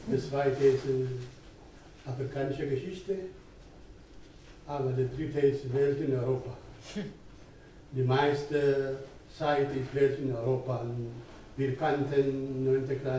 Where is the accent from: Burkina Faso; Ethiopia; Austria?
Ethiopia; German is a second language; now in Germany; ich bin jetzt über 30 Jahre hier in Deutschland. Äh, ich, hatte, ich komme aus Äthiopien